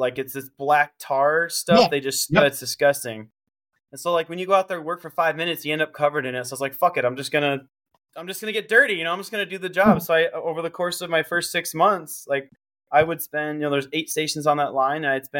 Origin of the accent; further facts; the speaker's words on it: Camp Pendleton, California, United States; You know, I grew up around the Marine Corps. My dad did 23 years. He retired when I was 9.